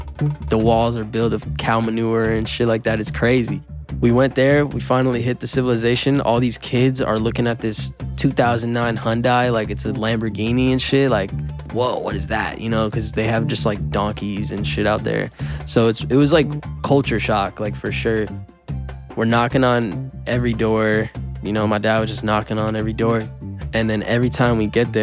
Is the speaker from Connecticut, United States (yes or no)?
yes; New Haven, Connecticut, United States; I'm from New Haven, Connecticut